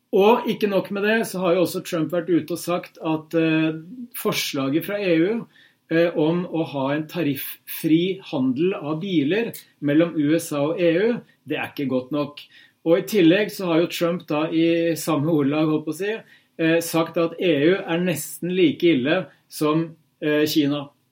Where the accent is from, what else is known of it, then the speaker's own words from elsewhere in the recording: Hamar, Innlandet, Norway; moved away; hjemme på Hamar